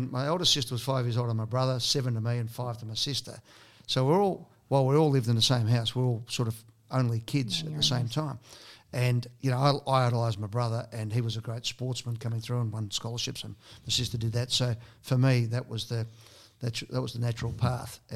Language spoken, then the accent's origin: English; Broadmeadows, Victoria, Australia; also born or lived in Sydney; growing up in Broadmeadows